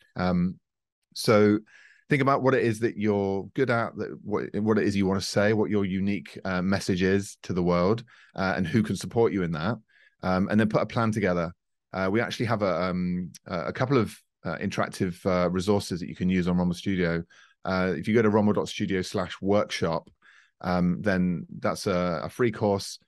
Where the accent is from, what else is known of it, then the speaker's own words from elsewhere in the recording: United Kingdom; now in France; we're based in France, uh, but I'm a Brit, as you can tell